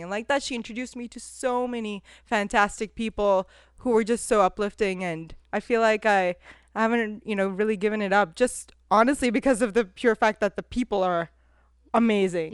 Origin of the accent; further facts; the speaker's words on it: California, United States; also born or lived in India; I'm from Cali